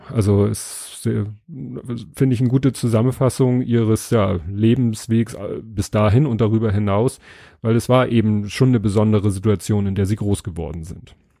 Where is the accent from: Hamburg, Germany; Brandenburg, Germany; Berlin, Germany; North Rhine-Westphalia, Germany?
Hamburg, Germany; als Hamburger